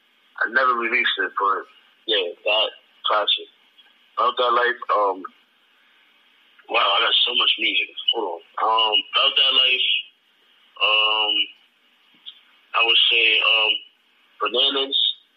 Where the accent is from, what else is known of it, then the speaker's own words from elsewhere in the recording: Jamaica; Like, I'm Jamaican, right? So, like, I'm Jamaican and I got Spanish songs.